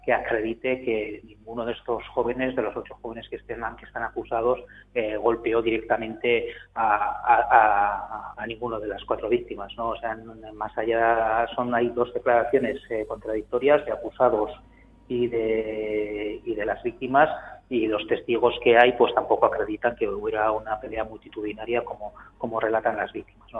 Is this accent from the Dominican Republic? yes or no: no; Basque Country, Spain; siendo periodista vasco